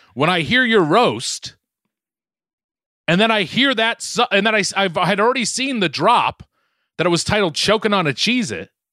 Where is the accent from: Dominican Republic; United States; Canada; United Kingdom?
United States; Boston, Massachusetts; accent: Boston; my Boston accent has just creeped back so much